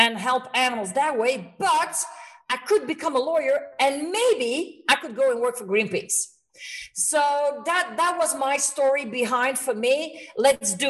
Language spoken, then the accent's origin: English; Belgium; moved away as an adult; now in Spain; I moved to Spain 17 years ago. I'm from Belgium, but I live in Spain